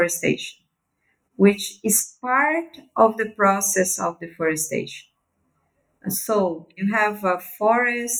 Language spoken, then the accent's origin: English; Belém, Pará, Brazil; I'm from the Amazon. So I was born in Belém, which is one of the biggest cities of the Amazon